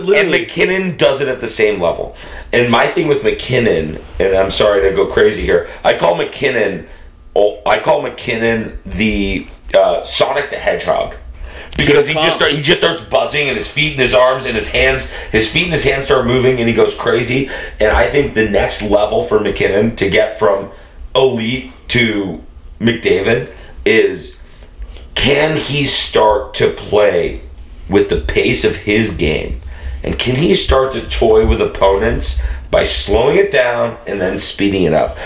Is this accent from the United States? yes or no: yes; Boston, Massachusetts, United States; I'm from the Greater Boston area